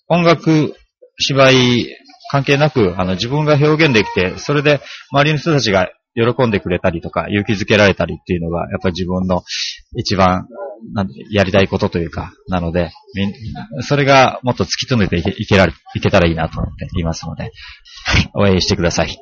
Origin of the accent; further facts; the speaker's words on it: Okinawa, Japan; moved away as an adult; also born or lived in Setagaya, Tokyo; now in Tokyo, Japan; 沖縄いる時